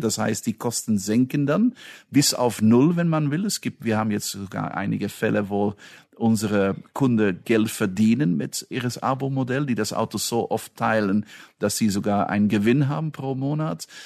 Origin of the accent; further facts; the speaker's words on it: Belgium; moved away; ich bin Belgier